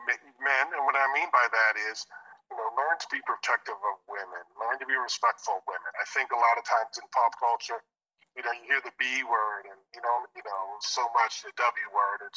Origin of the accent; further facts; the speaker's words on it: Northeast, United States; we grew up in the Northeast